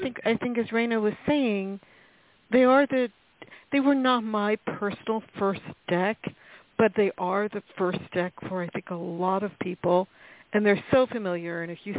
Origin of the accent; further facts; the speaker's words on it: New York, United States; I'm from New York.